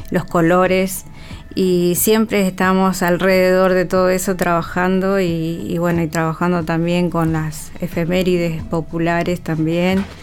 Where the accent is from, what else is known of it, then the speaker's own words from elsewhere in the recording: Argentina; Nos vemos. Yo soy Argentina.